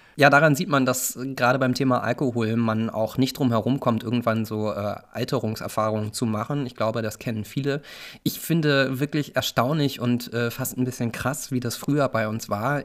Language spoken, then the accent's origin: German; Northern Germany, Germany; moved away; ich auch als Norddeutscher